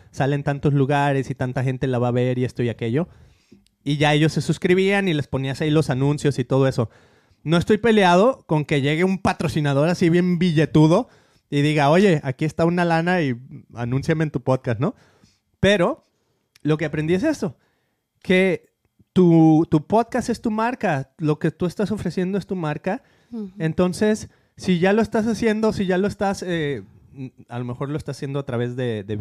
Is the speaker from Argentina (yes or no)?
yes; Argentina; Yo te diré que yo que soy de Argentina